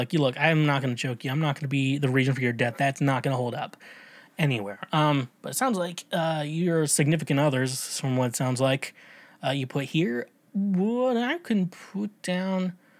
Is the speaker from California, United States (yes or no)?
no; Tennessee, United States; I'm from Tennessee, y'all. Yeah, y'all.